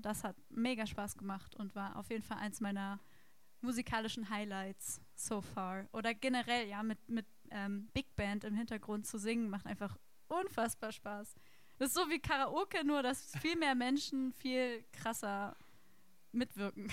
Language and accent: German; Berlin, Germany; moved away as an adult; now in Hannover, Germany; Aber geboren und aufgewachsen bin ich in Berlin tatsächlich.